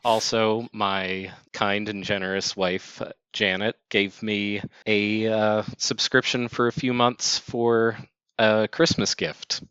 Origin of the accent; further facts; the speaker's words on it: Baltimore, Maryland, United States; they are my hometown team